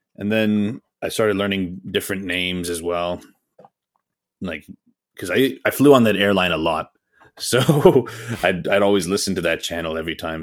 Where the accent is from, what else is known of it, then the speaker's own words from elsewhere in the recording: Atlanta, Georgia, United States; also born or lived in Pakistan; I was actually born in the States. So, I was born here in Atlanta